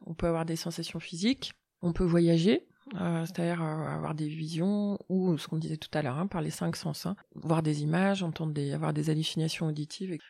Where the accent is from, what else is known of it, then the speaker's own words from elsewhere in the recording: Annecy, Auvergne-Rhône-Alpes, France; je suis née à Annecy